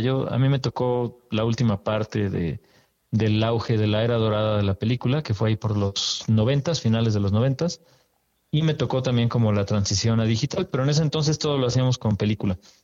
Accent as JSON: {"language": "Spanish", "region": "Mexico City", "country": "Mexico", "tie": "born or raised there", "said": "yo soy de aquí de la Ciudad de México. Y... Hace unos cuantos ayeres apenas que nací por acá."}